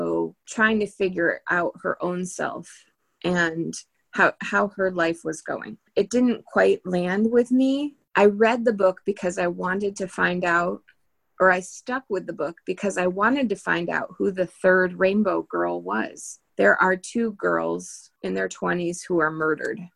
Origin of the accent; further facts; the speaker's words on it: near Boston, Massachusetts, United States; I grew up near Boston